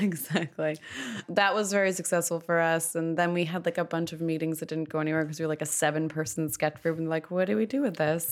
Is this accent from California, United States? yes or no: yes; Malibu, California, United States; also born or lived in Los Angeles; I am from Los Angeles. I grew up in Malibu.